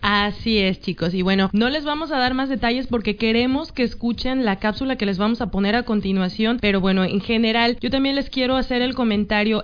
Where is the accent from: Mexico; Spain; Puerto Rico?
Mexico; moved away; mi México lindo y querido